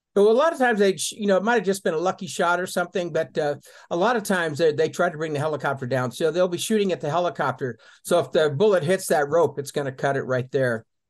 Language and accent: English; Colorado, United States; also born or lived in England; now in Tucson, United States; I was raised pretty much in Colorado in the mountains